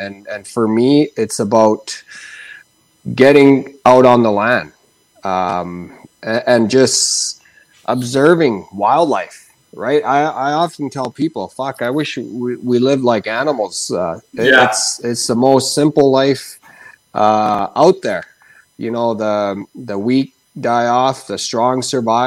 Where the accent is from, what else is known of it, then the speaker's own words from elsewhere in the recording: Rankin Inlet, Nunavut, Canada; now in Kelowna, Canada; growing up in Rankin Inlet, Nunavut, where it's currently minus 40